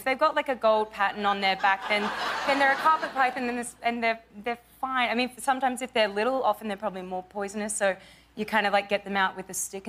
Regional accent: Gold Coast, Queensland, Australia; accent: Australian; moved away; On the Gold Coast. But I grew up in the hinterland part of the Gold Coast.

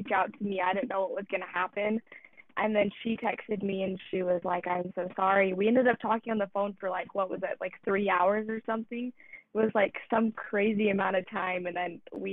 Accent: Utah, United States; I'm from Utah

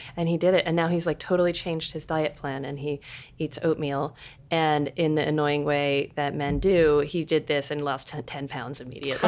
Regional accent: Seattle, Washington, United States; I'm from Seattle.

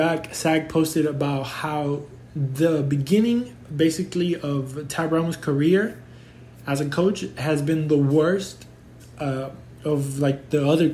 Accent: Houston, Texas, United States; I grew up in Houston

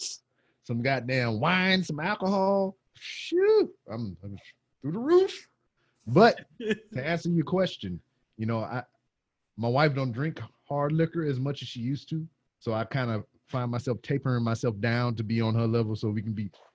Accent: United States; also born or lived in North Carolina; we, as American people

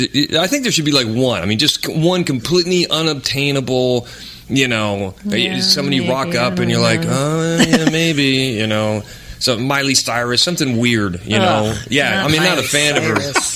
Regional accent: Idaho, United States; moved away as an adult; now in Europe; growing up in Idaho

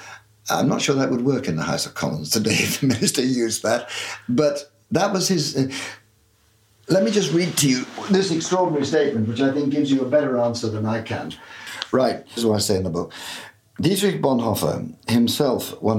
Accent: Belfast, Northern Ireland, United Kingdom; moved away; growing up in Belfast, I can remember thinking this even at the age of 11 or 12

